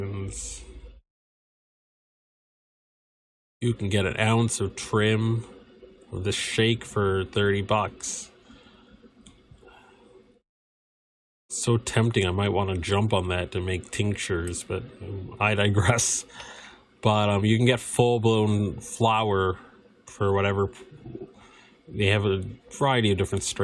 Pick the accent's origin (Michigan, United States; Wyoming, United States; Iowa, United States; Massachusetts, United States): Massachusetts, United States; my home state of Massachusetts